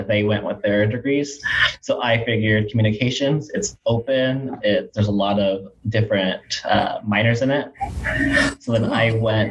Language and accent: English; Sacramento, California, United States; Sacramento, all of my life